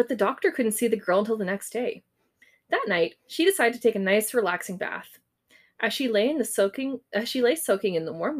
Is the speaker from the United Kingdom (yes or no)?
no; Canada; we're Canadian